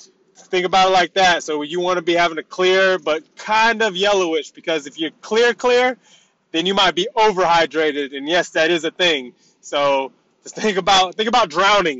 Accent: United States; moved away; I was born and raised in the States

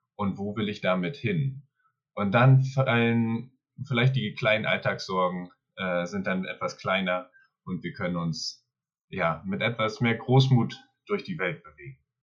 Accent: Mecklenburg-Vorpommern, Germany; also born or lived in Berlin / Sweden; komme aus Mecklenburg-Vorpommern

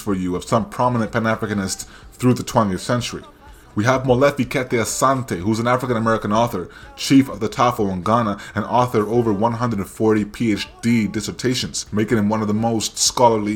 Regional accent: Canada; accent: Anglosphere Canadian; My Anglosphere Canadian accent

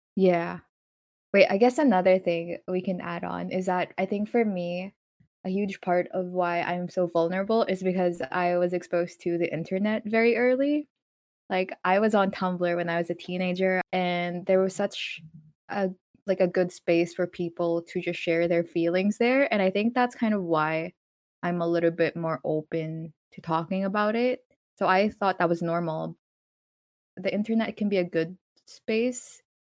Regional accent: Philippines; moved away; also born or lived in North America; when I was still in the Philippines

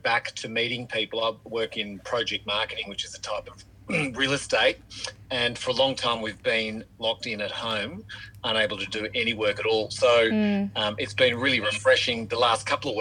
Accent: Kew, Victoria, Australia; I grew up in Kew and played school footy and local community footy

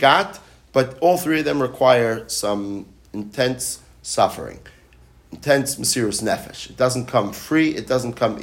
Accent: New York City, New York, United States; now in Hollywood, Florida, United States; I grew up in New York City

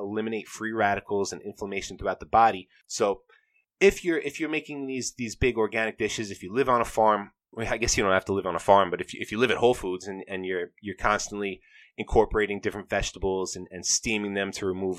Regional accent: New York, United States; I'm from New York

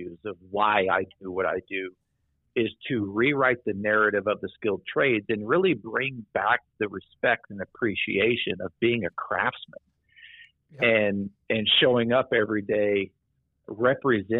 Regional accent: Midwest, United States; growing up in the Midwest in a, you know, cornfield, old coal mining town

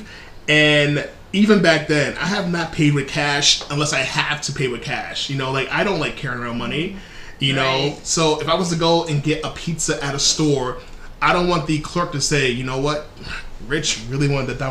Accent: New York City, New York, United States; moved away; I'm from New York City originally

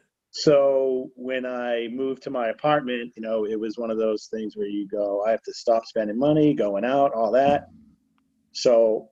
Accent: Rowley, Massachusetts, United States; also born or lived in Salem, Massachusetts; I was born in Salem. Grew up in Salem until I was about 7 or 8. and then we move to Rowley.

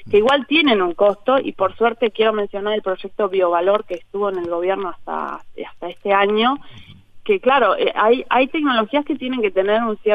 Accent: Montevideo, Uruguay; moved away as an adult; now in Durazno, Uruguay; Yo soy montevideana. bien soy montevideana y bueno, aposté a irme al interior.

